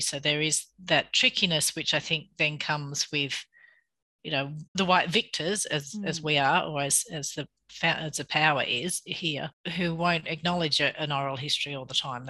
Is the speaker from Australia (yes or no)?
yes; Bathurst, New South Wales, Australia; I grew up in Bathurst, and you know, I went to school in Bathurst